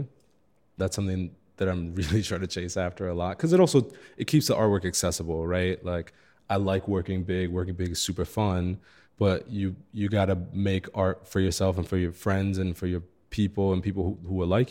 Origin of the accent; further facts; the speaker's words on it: New York City, New York, United States; moved away as an adult; now in Chicago, United States; I grew up in Crown Heights in Brooklyn